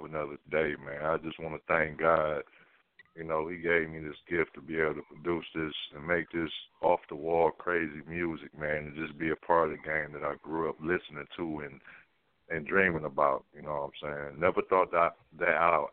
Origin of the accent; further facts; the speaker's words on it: Detroit, Michigan, United States; moved away; also born or lived in Southern United States; when I came back home a couple of years ago